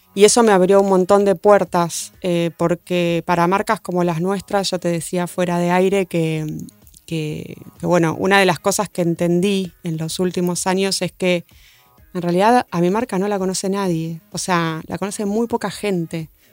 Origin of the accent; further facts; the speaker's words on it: Argentina; somos argentinos